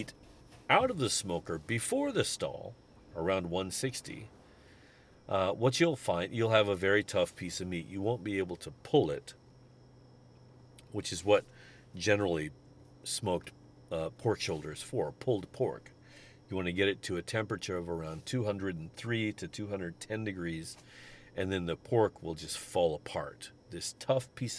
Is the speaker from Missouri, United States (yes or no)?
yes; St. Louis, Missouri, United States; I'm from St. Louis